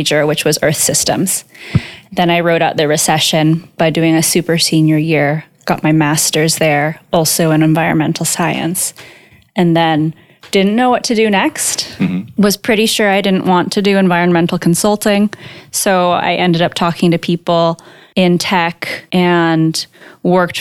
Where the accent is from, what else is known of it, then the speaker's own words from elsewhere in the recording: Marin County, California, United States; also born or lived in San Francisco / Redwood City; I grew up in Marin County, California